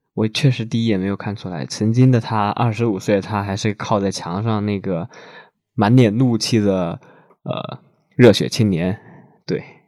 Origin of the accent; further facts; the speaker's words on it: China; 我们中国人民